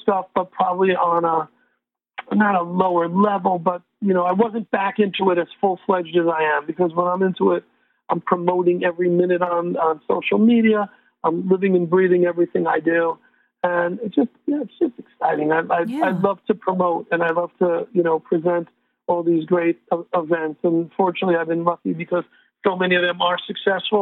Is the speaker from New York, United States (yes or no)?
yes; New York City, New York, United States; now in Connecticut, United States; I'm from the Bronx, and, you know, that's, you know, an urban jungle. But moving to Connecticut